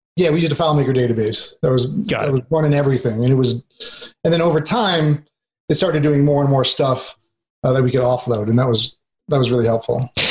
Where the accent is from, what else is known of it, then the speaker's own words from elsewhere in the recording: New York, United States; moved away; I'm originally from New York